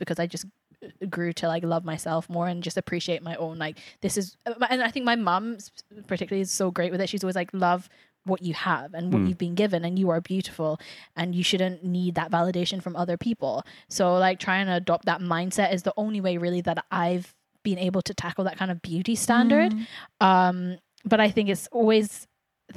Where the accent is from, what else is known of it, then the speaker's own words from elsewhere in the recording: England, United Kingdom; we grew up in England